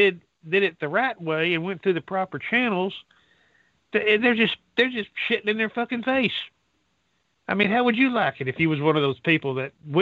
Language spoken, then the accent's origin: English; Dallas, Texas, United States; I'm a citizen of this country. I was born there in Dallas, Texas